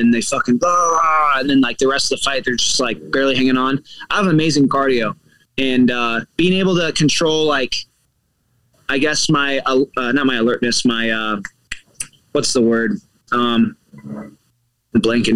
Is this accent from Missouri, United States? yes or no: yes; Kansas City, Missouri, United States; now in South Florida, United States; I'm from Kansas City, not St. Louis. I love St. Louis, but Kansas City is my actual hometown.